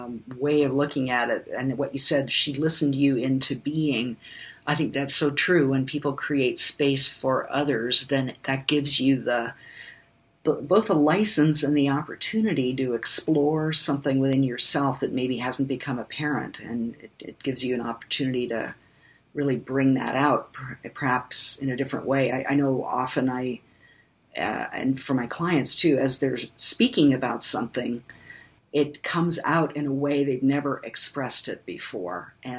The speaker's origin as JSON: {"language": "English", "country": "Germany", "tie": "born there"}